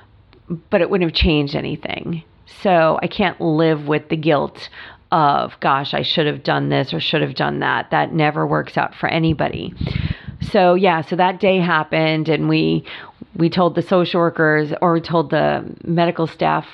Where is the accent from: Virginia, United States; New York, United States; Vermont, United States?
New York, United States; moved away as an adult; now in California, United States; I have lots of friends from growing up in New York